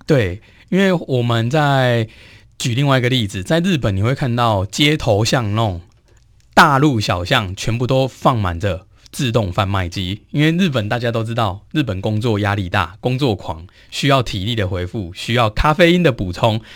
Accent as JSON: {"language": "Chinese", "country": "Taiwan", "said": "我们台湾人"}